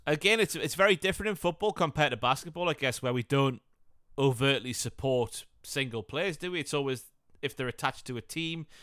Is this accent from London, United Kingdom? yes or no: no; Northumberland, North East England, United Kingdom; accent: Newcastle; I'm a farmer from Northumberland